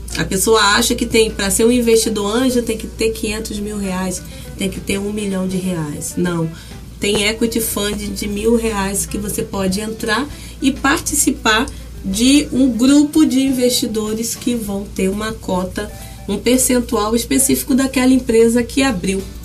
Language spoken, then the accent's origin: Portuguese; São Gonçalo, Rio de Janeiro, Brazil; nascida e criada no Jardim Catarina, na época maior loteamento favelizado da América Latina